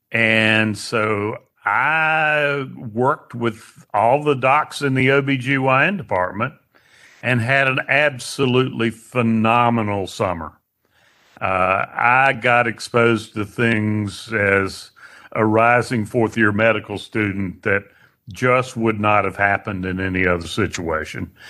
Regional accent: Statesville, North Carolina, United States; also born or lived in Winston-Salem; now in Hickory, United States; I left Statesville at age 18 and went to Wake Forest.

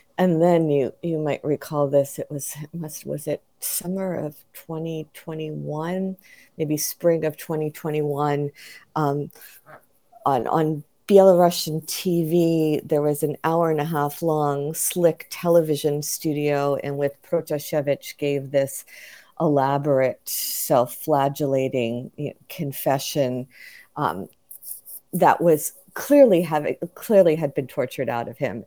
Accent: United States; I was the only American there

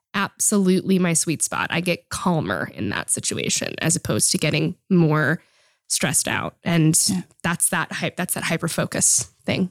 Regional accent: Boston, Massachusetts, United States; moved away as an adult; now in Netherlands; I was born in Boston, Massachusetts, and grew up all of my um, childhood and most of my adult life actually in the US.

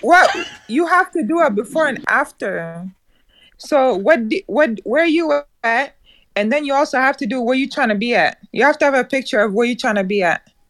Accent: Nebraska, United States; also born or lived in East Africa; now in Texas, United States; I'm from East Africa, but I've, I grew up here in America since I was eight years old

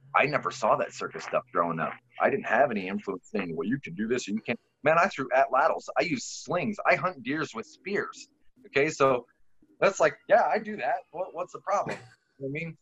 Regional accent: Poland; now in United States; i'm polish

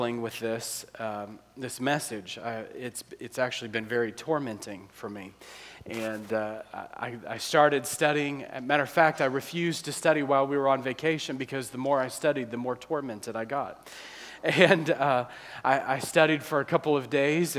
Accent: New Orleans, Louisiana, United States; now in Akron, United States; we're from New Orleans

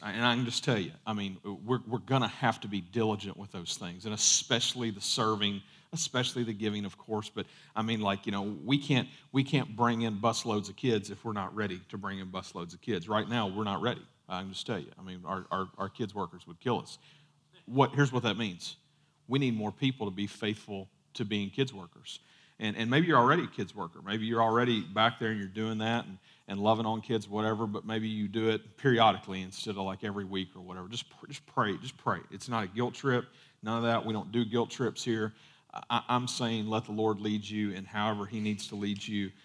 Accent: United States; we grew up, you know, part of growing up in America

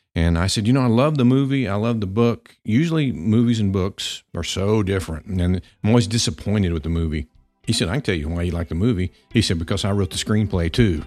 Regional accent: Pampa, Texas, United States; growing up in Pampa, Texas

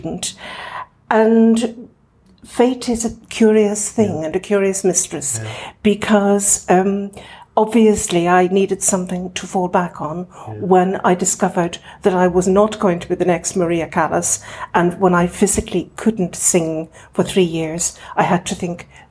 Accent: Derry, Northern Ireland, United Kingdom; also born or lived in Donegal, Ireland; I grew up on actually both sides of the border, because although I was born in Derry, my parents had a home in Donegal.

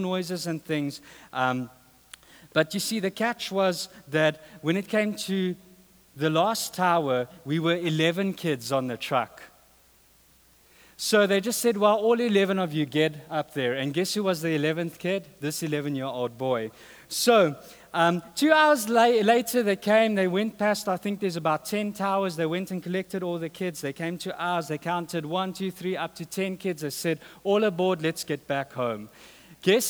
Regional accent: South Africa; moved away

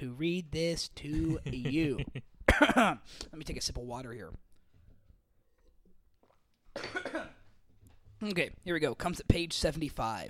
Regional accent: Oklahoma, United States; where I grew up in Oklahoma

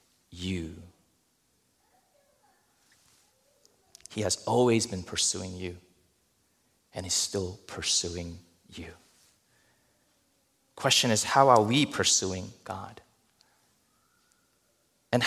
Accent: New Jersey, United States; I'm from New Jersey.

